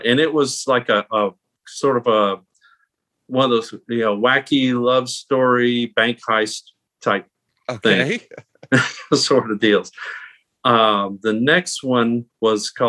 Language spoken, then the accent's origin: English; Crowley, Louisiana, United States; moved away as an adult; also born or lived in Orlando, Florida; I'm actually born and raised in Crowley, Louisiana, over in Acadia Parish